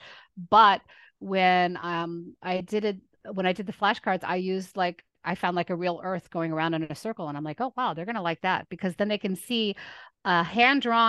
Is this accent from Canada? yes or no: no; Lebanon; moved away; I was raised in Lebanon